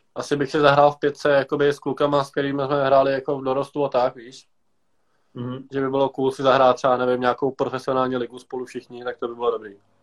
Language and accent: Czech; Pardubice, Pardubice Region, Czechia; Já tady jsem vyrostl už od balička.